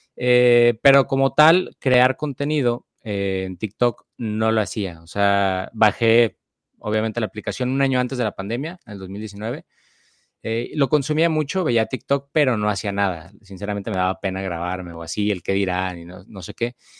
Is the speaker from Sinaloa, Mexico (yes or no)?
no; Guadalajara, Jalisco, Mexico; moved away as an adult; now in Monterrey, Mexico; soy de Guadalajara, Jalisco y actualmente pues radico en Monterrey, Nuevo León